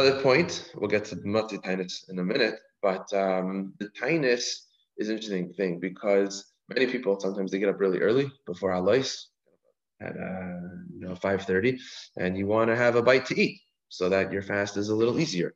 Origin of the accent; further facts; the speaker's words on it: Canada; now in United States; I'm from Canada.